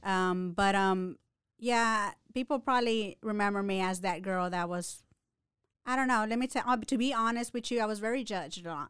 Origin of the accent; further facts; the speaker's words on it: Waco, Texas, United States; I was born and raised in Waco, Texas. Mm-hmm. Um, um, I grew up in South Waco.